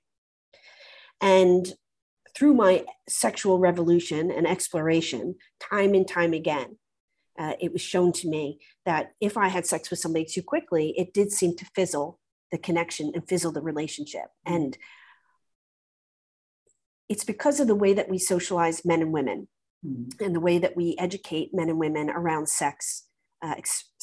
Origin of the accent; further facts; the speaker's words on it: United States; now in United Kingdom; as an American